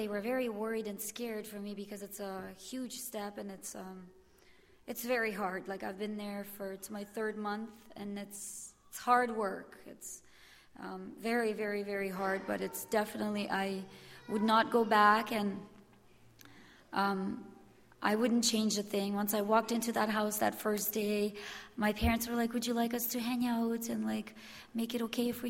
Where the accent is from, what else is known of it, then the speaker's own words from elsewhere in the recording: Winnipeg, Manitoba, Canada; Good morning. … I am from Winnipeg. I'm 32 years old.